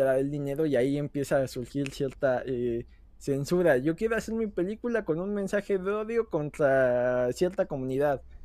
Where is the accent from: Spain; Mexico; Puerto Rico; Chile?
Mexico